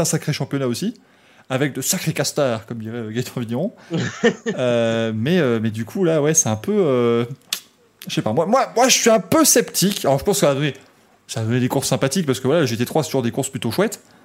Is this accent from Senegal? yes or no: no; Belgium; je suis belge